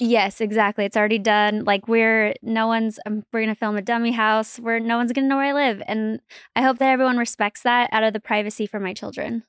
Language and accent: English; Salt Lake City, Utah, United States; born or raised there